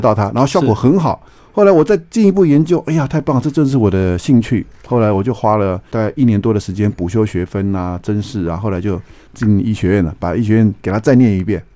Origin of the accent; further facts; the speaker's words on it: Taiwan; 我们台湾人的百分之九十每天在吃坏油